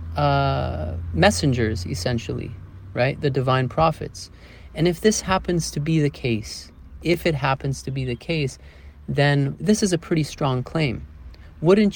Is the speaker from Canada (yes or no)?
yes; Toronto, Ontario, Canada; moved away as an adult; now in Portugal; I grew up in Canada, right? Toronto, the city